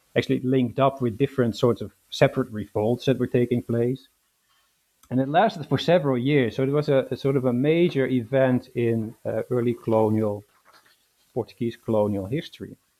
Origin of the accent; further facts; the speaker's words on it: Netherlands; moved away as an adult; also born or lived in London, United Kingdom; now in Glasgow, United Kingdom; I was born in the Netherlands and raised in the Netherlands